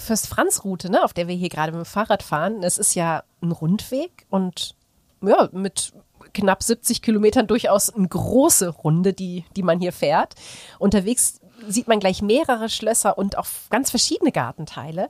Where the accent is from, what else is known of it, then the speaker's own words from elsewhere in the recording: Aachen, North Rhine-Westphalia, Germany; Ich komme ja aus Aachen.